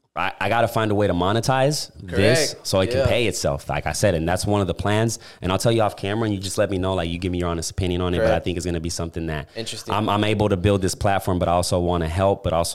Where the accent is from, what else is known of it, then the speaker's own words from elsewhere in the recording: Puerto Rico; I'm from Puerto Rico, bro.